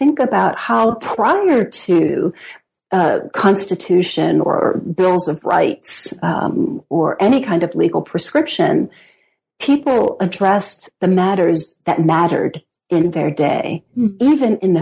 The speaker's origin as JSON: {"language": "English", "country": "United States", "also_born_or_lived": "Britain", "said": "as an American historian"}